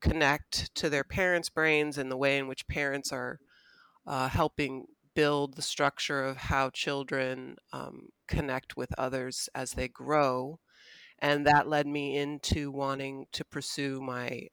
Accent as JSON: {"language": "English", "region": "California", "country": "United States", "tie": "born or raised there", "moved": "as an adult", "lives_now": "South Bend, United States", "said": "I actually am a transplant here to the South Bend area. I grew up in California"}